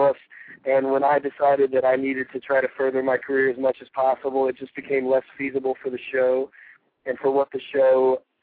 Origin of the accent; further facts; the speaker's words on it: Greensboro, North Carolina, United States; moved away as an adult; now in Los Angeles, United States; I was born in Greensboro, North Carolina. I was raised in Greensboro